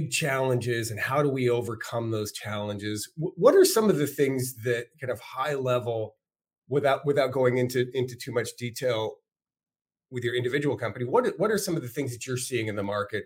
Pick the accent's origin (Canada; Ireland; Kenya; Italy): Canada; now in United States; as a Canadian, it was hard enough for me being dropped away from everything that I knew and my friends into a foreign country